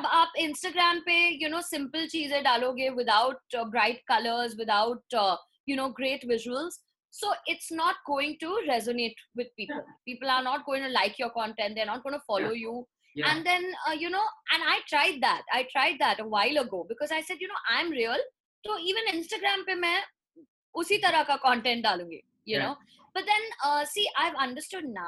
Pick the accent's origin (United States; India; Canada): India; I'm also an Indian girl.